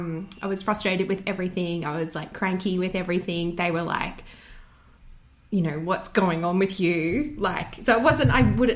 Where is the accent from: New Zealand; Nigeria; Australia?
Australia; Bundaberg, Queensland; now in Brisbane, Australia; I grew up in Bundy. I'm a Bundaberg girl.